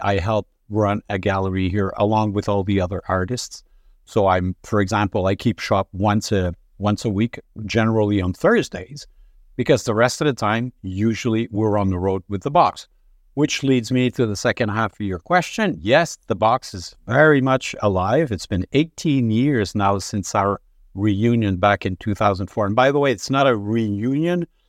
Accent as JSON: {"language": "English", "town": "Montreal", "region": "Quebec", "country": "Canada", "tie": "born or raised there", "said": "I was born in Montreal. Uh, upbringing, pretty normal, I guess, uh, except for the fact that my dad had the good idea to send us in a French lycée in Montreal"}